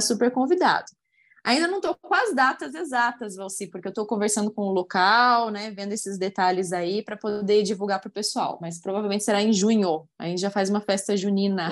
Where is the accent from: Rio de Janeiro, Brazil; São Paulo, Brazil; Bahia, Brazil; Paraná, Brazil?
Paraná, Brazil; Curitiba; now in Uberlândia, Brazil; Curitiba, minha cidade natal